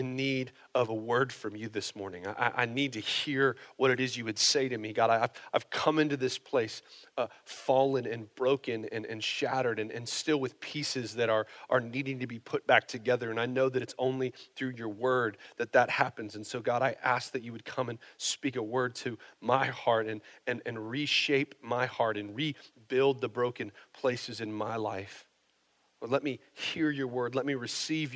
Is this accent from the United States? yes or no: yes; United States; I'm American